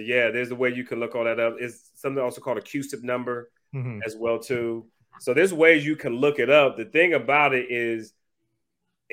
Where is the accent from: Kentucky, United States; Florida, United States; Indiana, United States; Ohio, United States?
Ohio, United States; now in Atlanta, United States; I'm originally from Ohio